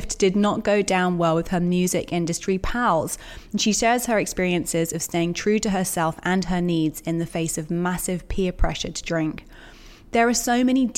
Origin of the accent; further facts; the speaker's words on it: London, United Kingdom; also born or lived in Brooklyn, New York; now in New York, United States; I was born in Tottenham Court Road. I'm a Londoner through and through.